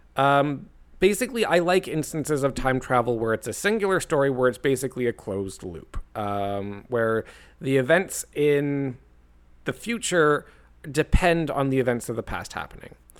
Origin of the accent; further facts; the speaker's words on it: Canada; I'm Canadian